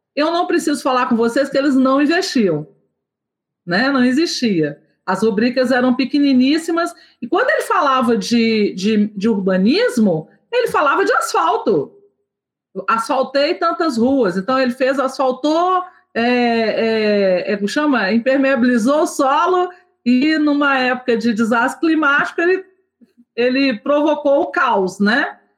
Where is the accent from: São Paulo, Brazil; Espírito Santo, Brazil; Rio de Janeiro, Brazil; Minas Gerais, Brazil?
Minas Gerais, Brazil; Nova Lima; eu sou de Nova Lima, Minas Gerais, região metropolitana de Belo Horizonte